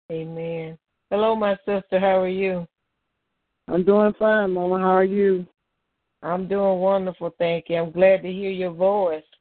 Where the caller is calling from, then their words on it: Baltimore, Maryland, United States; I'm calling from Baltimore, Maryland.